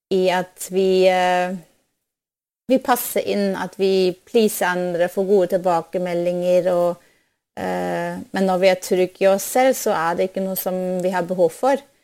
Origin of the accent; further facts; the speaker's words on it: Germany; Norwegian is a second language; now in Norway; Jeg er opprinnelig fra, fra Tyskland, og så når jeg kom til, eh, til Norge